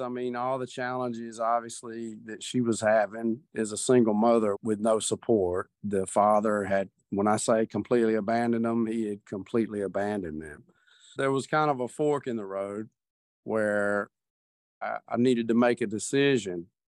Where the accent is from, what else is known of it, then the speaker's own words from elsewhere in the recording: the South, United States; Grew up in the South